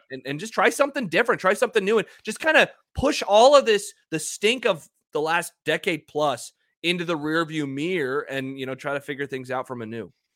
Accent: Omaha, Nebraska, United States; I'm a city boy, I'm from Omaha

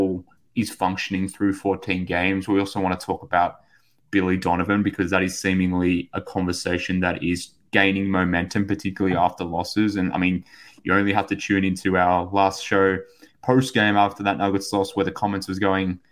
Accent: Australia; from Australia

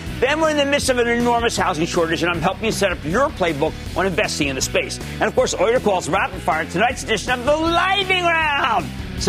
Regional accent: Pennsylvania, United States; moved away; from my home state of Pennsylvania

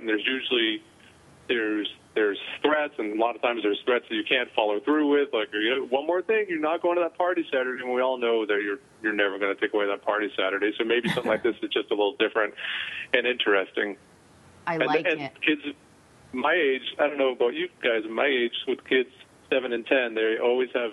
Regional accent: New England, United States; when I was a kid and I grew up in New England

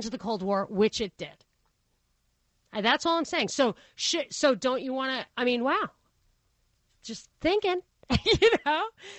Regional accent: New York, United States; I grew up in New York, it was a mafia thing that you kill the patsy.

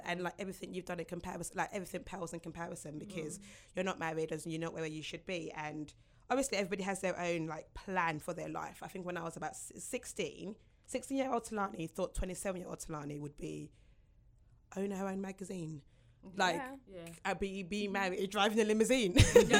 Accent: Nigeria; being a Nigerian woman who is, since I was 21, been told, where's your husband, where's your husband?

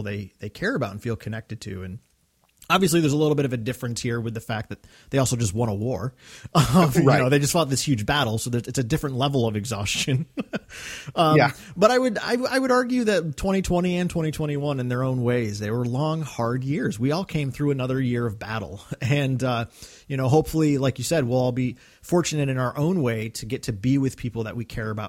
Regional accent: Northeast, United States; growing up in the Northeast, Christmas is always about a cozy feeling because normally it's a pretty cold time of the year

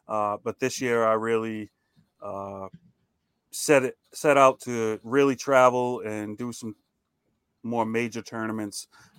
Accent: Maine, United States; now in Rhode Island, United States; I'm from Rhode Island. Grew up in Maine, moved back to Rhode Island.

